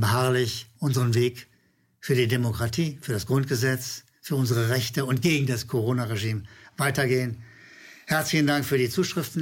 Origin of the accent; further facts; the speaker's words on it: Berlin, Germany; als Berliner